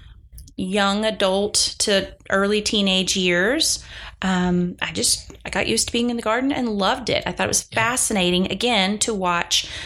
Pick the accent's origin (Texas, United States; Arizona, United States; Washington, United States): Texas, United States; Dallas; also born or lived in Rockwall, Texas; now in Lubbock, United States; I'm originally from the Dallas area.